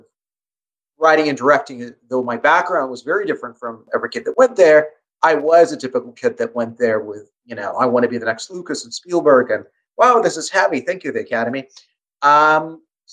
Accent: Russia; moved away; I was born and raised in Russia.

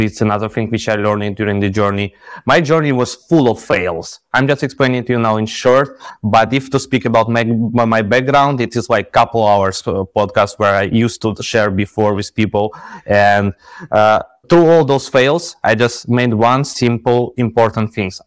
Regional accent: Ukraine; moved away as an adult; now in Dubai, United Arab Emirates; we are from Ukraine

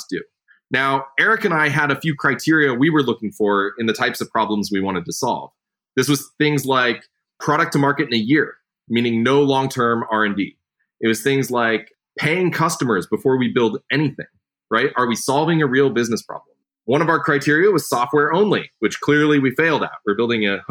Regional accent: rural Nebraska, United States; So I grew up in the Midwest, right? I grew up in rural Nebraska

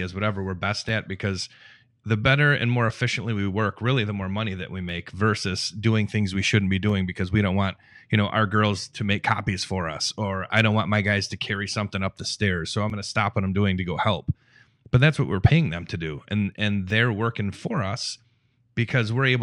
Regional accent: Detroit, Michigan, United States; we're Midwest people, like all of us sitting here, we're from the Midwest, we're from Detroit.

